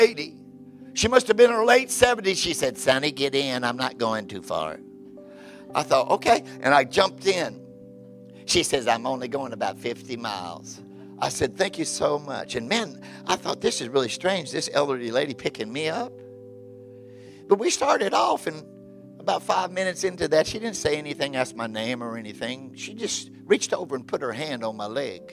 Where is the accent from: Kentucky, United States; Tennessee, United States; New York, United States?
Tennessee, United States; Memphis; I was born in Memphis